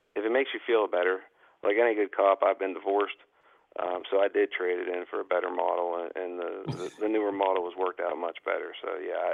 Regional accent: Pittsburgh, Pennsylvania, United States; I'm from Pittsburgh

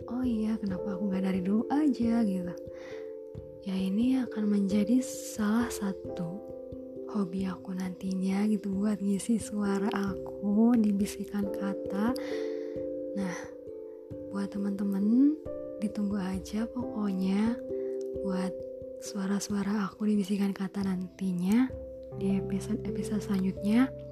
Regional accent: Ciamis, West Java, Indonesia; Jadi nama aku itu …, aku berusia 20 tahun. Aku berasal dari Ciamis, Jawa Barat.

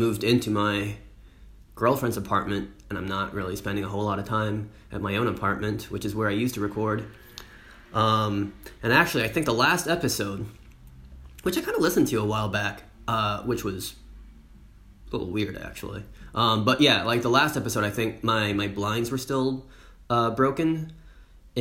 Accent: United States; now in France; I, as an American, can go back to the US

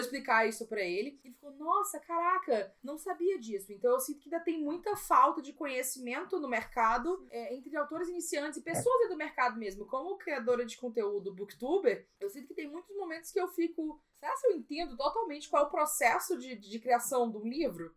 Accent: Maranhão, Brazil; como nordestina, como alguém do Maranhão, como alguém que tem o sotaque que eu tenho

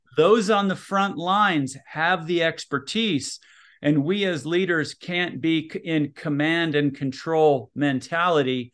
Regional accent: Minneapolis, Minnesota, United States; also born or lived in Utah; now in Salt Lake City, United States; I'm originally from Minneapolis, Minnesota

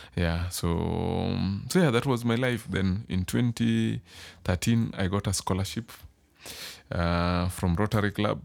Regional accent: Nairobi, Kenya; also born or lived in rural village (shags); So I grew up in Madhari.

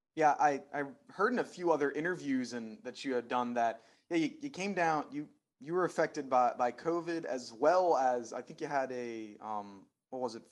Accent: Philadelphia, Pennsylvania, United States; I'm from Philadelphia

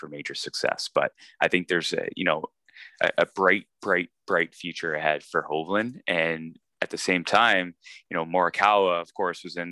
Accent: Canada; a Canadian

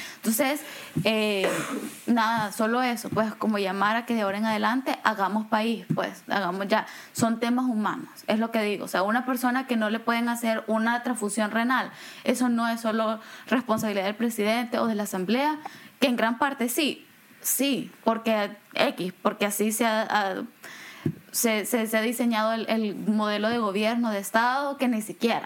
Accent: El Salvador; moved away; siendo yo salvadoreña

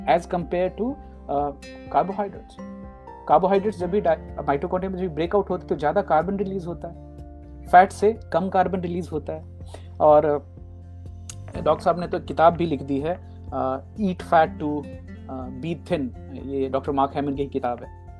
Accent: Jagdishpur, India; moved away; हमारे गांव में जगदीशपुर

